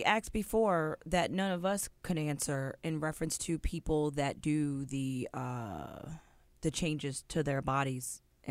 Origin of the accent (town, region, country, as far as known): Virginia, United States